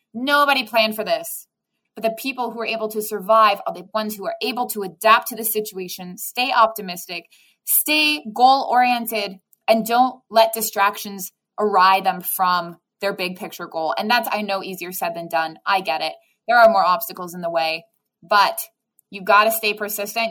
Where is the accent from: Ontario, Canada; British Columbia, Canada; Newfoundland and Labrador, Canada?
Ontario, Canada; Waterloo; also born or lived in Rhode Island, United States; now in Hamilton, Canada; So I'm originally from Waterloo, which is about an hour away from Toronto.